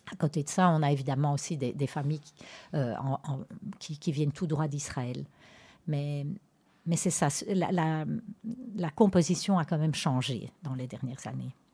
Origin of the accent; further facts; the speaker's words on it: Antwerp, Flanders, Belgium; j'ai vécu toute ma vie pratiquement dans la communauté anversoise à Anvers même